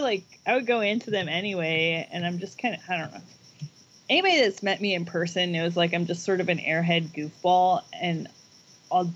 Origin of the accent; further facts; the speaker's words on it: Oregon, United States; also born or lived in Virginia; I was born in Virginia, and then I moved to Oregon when I was 10.